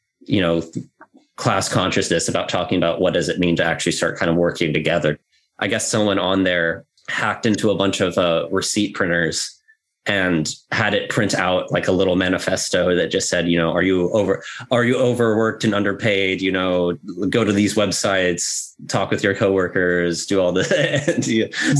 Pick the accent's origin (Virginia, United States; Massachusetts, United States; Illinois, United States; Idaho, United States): Idaho, United States; I come from Idaho, which is not a hub of activity of any sort